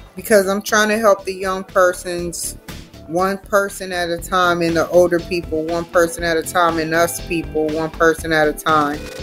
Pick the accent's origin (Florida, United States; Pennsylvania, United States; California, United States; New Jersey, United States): California, United States; Santa Maria; I come from Santa Maria, California.